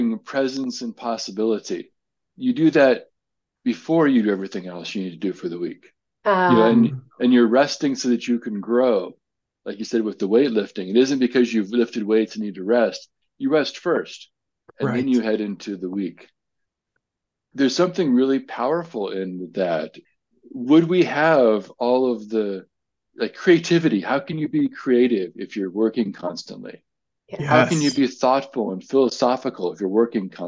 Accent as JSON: {"language": "English", "country": "United States", "said": "I'm an American"}